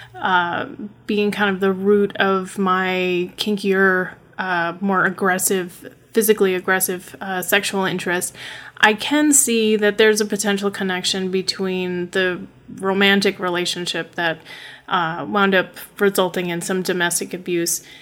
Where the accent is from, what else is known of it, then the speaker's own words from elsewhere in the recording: upstate New York, United States; also born or lived in Brooklyn, New York; I don't have an accent though because I grew up in upstate New York in a very small town